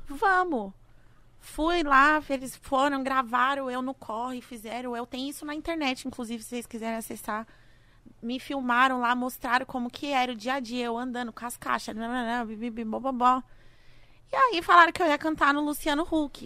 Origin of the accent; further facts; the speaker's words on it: Brazil; Eu saí do Brasil